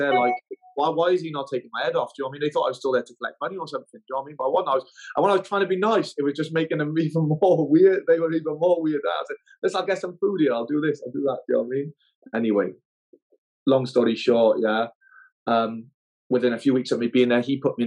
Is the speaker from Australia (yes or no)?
no; Newport, Wales, United Kingdom; moved away as an adult; also born or lived in Nidri; I come from Wales, a place called Newport